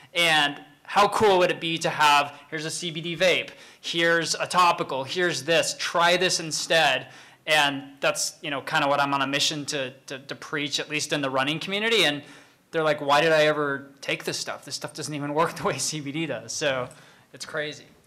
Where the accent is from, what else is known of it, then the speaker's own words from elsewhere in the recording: Salt Lake City, Utah, United States; I grew up Mormon in Salt Lake